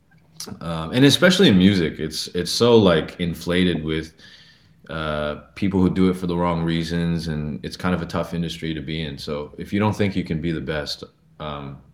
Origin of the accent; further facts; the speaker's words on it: Northern California, United States; also born or lived in New York; now in Los Angeles, United States; I was born in New York to an immigrant family, and I was raised in Northern California